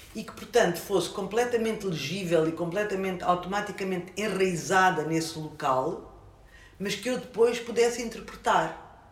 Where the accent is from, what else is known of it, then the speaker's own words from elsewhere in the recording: Luanda, Luanda Province, Angola; now in Portugal; Eu nasci em Luanda